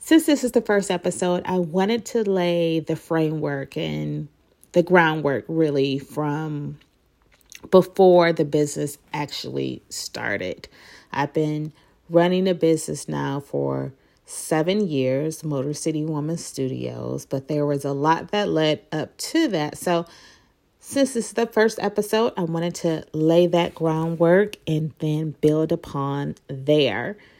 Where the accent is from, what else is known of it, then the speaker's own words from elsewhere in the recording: Detroit, Michigan, United States; moved away as an adult; I was back in my hometown, Detroit